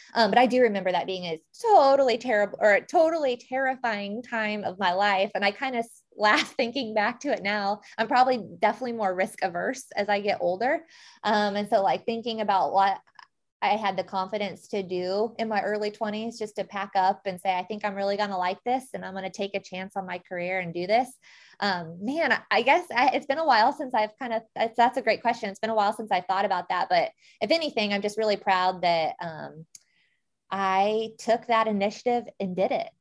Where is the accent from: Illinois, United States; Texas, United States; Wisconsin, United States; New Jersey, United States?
Illinois, United States; Christian County; I'm from Christian County, Illinois